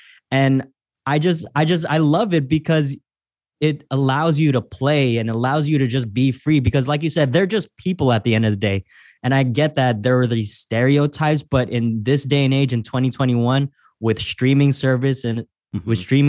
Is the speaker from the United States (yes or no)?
yes; San Francisco, California, United States; But for me, at least the way I grew up is this, I grew up in San Francisco.